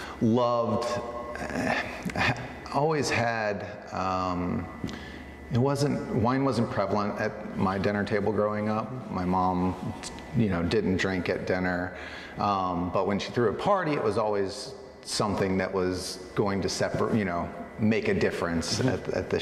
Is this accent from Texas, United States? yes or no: no; Chattanooga, Tennessee, United States; moved away as an adult; also born or lived in Atlanta, Georgia / New Zealand / Santa Cruz, California; now in Oregon, United States; I'm from Chattanooga, Tennessee, so not exactly the heart of wine country